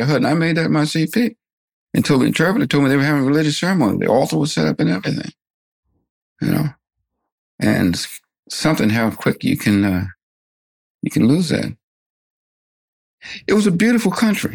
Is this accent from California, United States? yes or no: no; New Jersey, United States; I'm from Lancaster, New Jersey